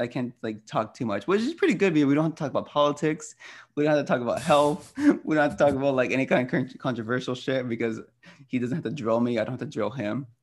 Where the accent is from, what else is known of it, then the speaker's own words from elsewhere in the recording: United States; I'm Mexican-American, my experiences and upbringing are way different than my cousins who were actually born and raised in Mexico